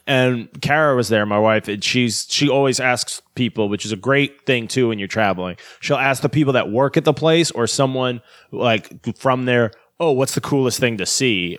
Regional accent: United States; as an American

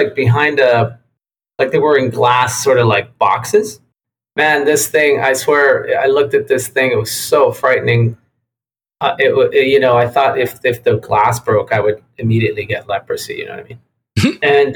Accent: Tijuana, Baja California, Mexico; moved away; also born or lived in San Diego, United States; I grew up in Playas de Tijuana, Mexico, which is Baja California.

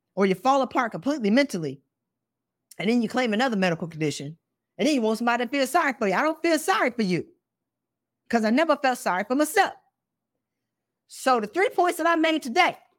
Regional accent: South Carolina, United States; I went to South Carolina State. I'm from South Carolina.

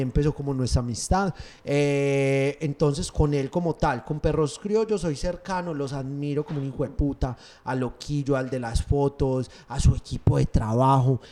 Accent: Paisa, Antioquia, Colombia; Obviamente soy paisa, pero todos los colombianos somos una chimba

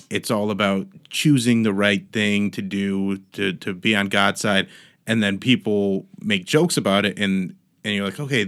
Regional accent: Medina, Ohio, United States; also born or lived in Berea, Ohio; So I grew up in Cleveland area. Like, I grew up in Medina, was born in Berea.

